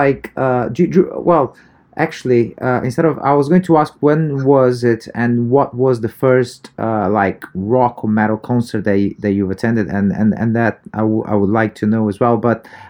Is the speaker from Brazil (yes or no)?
yes; Brazil; moved away; also born or lived in United Kingdom; even though I was born in Brazil, my background is totally European